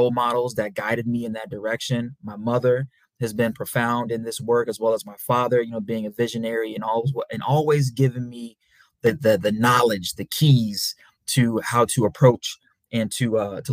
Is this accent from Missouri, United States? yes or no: yes; St. Louis, Missouri, United States; also born or lived in Memphis, Tennessee; I'm from St. Louis, Missouri, by way of Memphis, Tennessee.